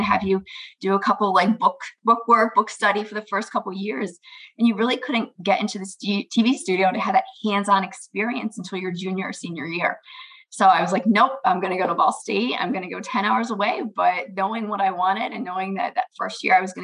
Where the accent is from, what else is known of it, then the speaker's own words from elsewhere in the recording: Maryland, United States; moved away as an adult; also born or lived in Indiana; now in Michigan, United States; I grew up in Maryland.